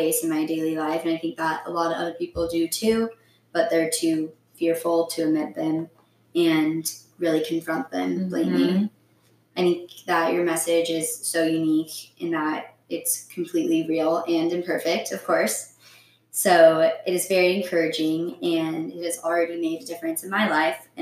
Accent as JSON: {"language": "English", "town": "Bellevue", "region": "Washington", "country": "United States", "tie": "born or raised there", "also_born_or_lived": "San Luis Obispo, California", "said": "I grew up here in Bellevue"}